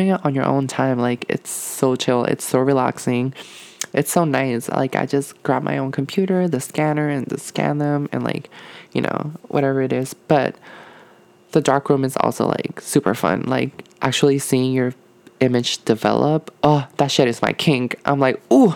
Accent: Puerto Rico; moved away; I'm from Puerto Rico

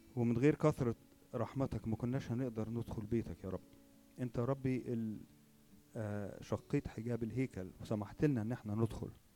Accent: Egypt; عندنا في مصر

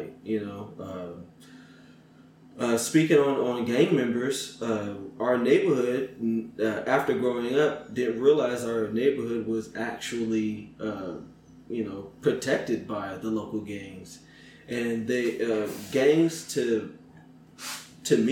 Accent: Inglewood, California, United States; I grew up in L.A.

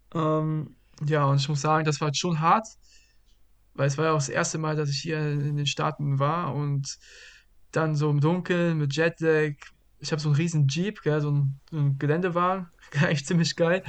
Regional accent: Bad Vilbel, Hesse, Germany; moved away as an adult; also born or lived in Brazil; now in Lancaster, United States; nach Hause, nach Vilbel, meine Heimat

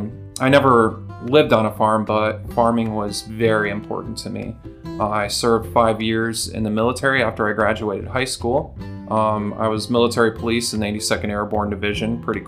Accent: Tioga County, Pennsylvania, United States; So I grew up in Tioga County, Pennsylvania. I'm sure a lot of people have heard about Tioga County. It's a real small area out there. Farming was a big deal in my community. Most people I knew were farmers.

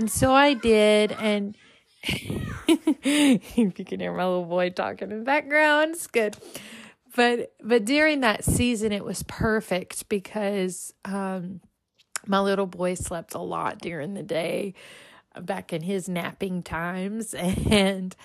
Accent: Louisiana, United States; moved away; I was actually in my home state, Louisiana

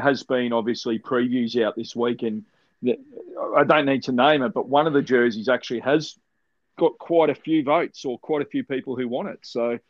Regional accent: Melbourne, Victoria, Australia; I grew up in Melbourne

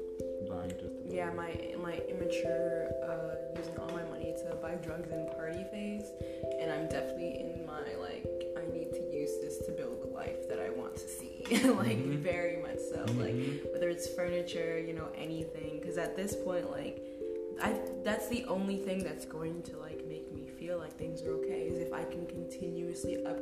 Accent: United States; I was born in America in the 21st century

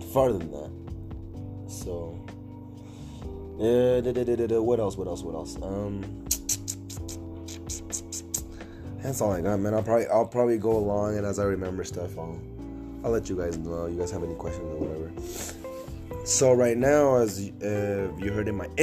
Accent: Nevada, United States; also born or lived in Los Angeles, California; Moved to Nevada, I've been here for the rest of my life in Nevada.

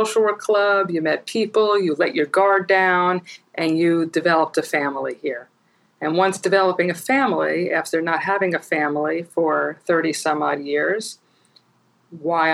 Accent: New York, United States; I'm probably a New Yorker through and through and for the rest of my life

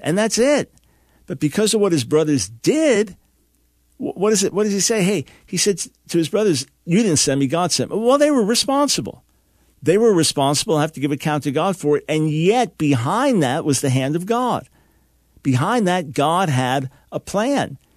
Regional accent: Long Island, New York, United States; moved away; also born or lived in Pensacola, Florida; New York Jew, born in New York City, raised on Long Island

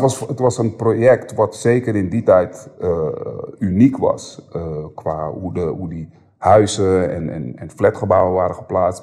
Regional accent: Amsterdam, North Holland, Netherlands; Ik ben geboren en opgegroeid in de Bijlmer en toen, we 12 toen ik 12 was zijn we verhuisd

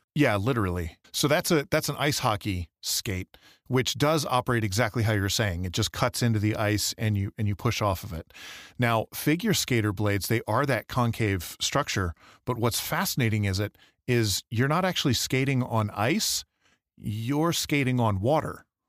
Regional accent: Michigan, United States; now in Idaho, United States; Growing up in Michigan

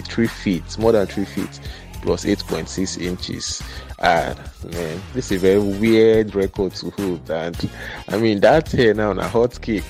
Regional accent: Nigeria; we were told as kids, man, as Nigerian kids

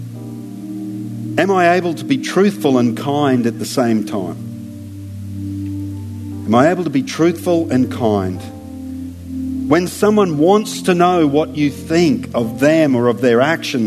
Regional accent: Australia; as an Aussie

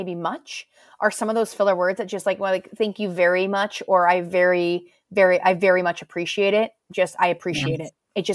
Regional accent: United States; moved away as an adult; now in United Kingdom; as an American coming here

